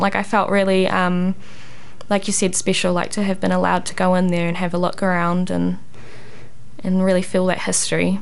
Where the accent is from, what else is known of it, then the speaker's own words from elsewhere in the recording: Thames, Waikato, New Zealand; back in my hometown of Thames